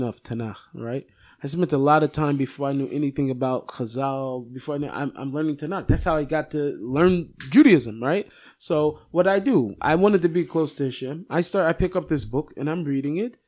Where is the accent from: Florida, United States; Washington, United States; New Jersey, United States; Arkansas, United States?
Washington, United States; Seattle; also born or lived in Jerusalem / Monsey, New York; now in New York, United States; I come from Seattle